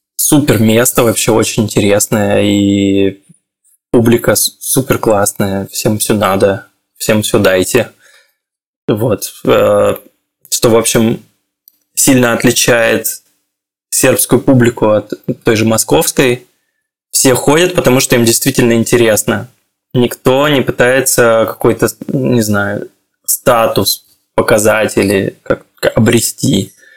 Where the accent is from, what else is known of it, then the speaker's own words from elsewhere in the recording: Khabarovsk, Khabarovsk Krai, Russia; moved away as an adult; also born or lived in Moscow, Russia / Belgrade, Serbia; now in Tel Aviv, Israel; Я из Хабаровска